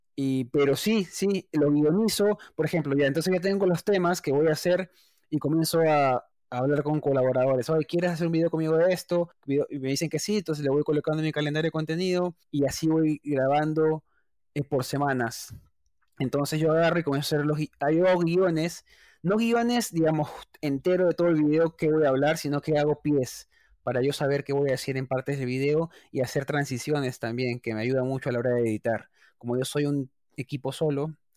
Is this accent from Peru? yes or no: yes; Lima, Peru; moved away as an adult; also born or lived in Argentina; now in New York, United States; Yo soy de Lima, Perú, de Breña, centro de Lima.